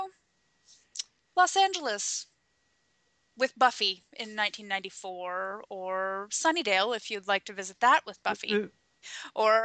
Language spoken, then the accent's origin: English; Canada; I'm fully Canadian